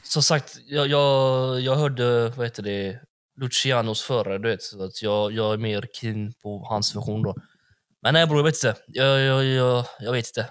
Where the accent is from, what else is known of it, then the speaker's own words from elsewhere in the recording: Gothenburg, Västra Götaland, Sweden; jag är från Backa